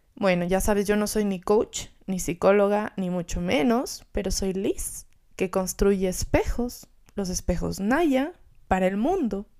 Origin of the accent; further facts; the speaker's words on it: Gualaquiza, Morona Santiago, Ecuador; moved away; yo vengo de un pueblito que se llama Gualaquiza, en el oriente